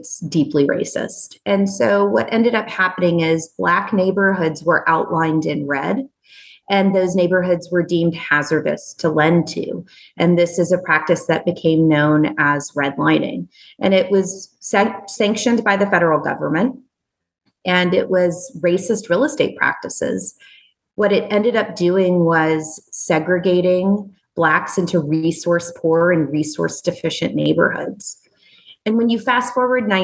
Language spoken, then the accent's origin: English; Nashville, Tennessee, United States; my hometown of Nashville, Tennessee